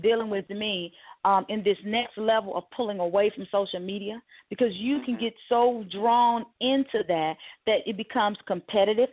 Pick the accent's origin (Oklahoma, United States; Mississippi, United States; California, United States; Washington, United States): Mississippi, United States; growing up in Mississippi